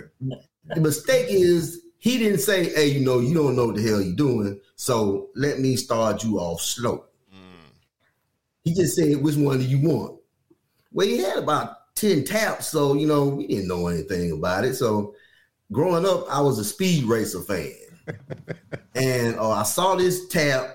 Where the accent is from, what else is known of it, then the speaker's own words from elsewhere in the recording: Alabama, United States; we were born and raised in Alabama